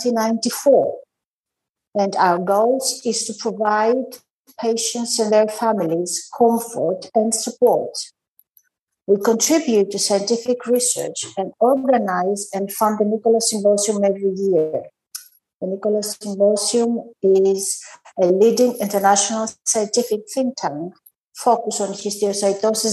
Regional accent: Greece; I'm from Greece.

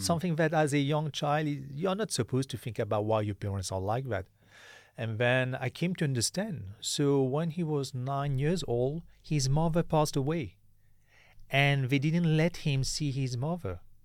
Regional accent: Mauritius; I'm from Mauritius.

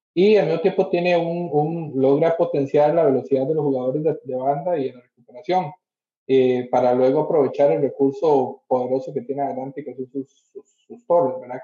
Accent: Costa Rica; yo soy de Costa Rica

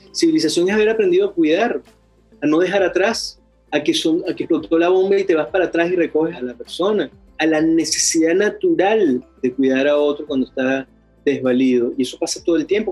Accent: Venezuela; now in Chile; soy venezolano

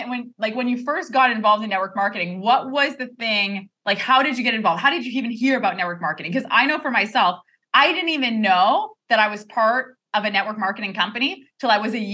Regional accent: Quebec, Canada; we're both Canadians, we're both from Quebec.

